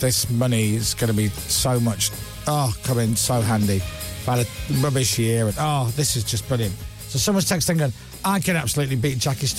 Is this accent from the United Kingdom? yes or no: yes; Scotland, United Kingdom; now in England; I'm Scottish and I have to live in England.